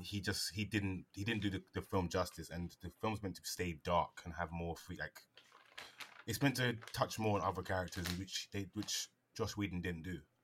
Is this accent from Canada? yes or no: no; United Kingdom; I'm British